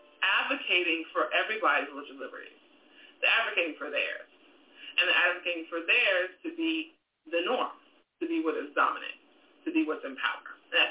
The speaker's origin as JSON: {"language": "English", "town": "New York City", "region": "New York", "country": "United States", "tie": "born or raised there", "said": "I was raised Muslim in Brooklyn, New York."}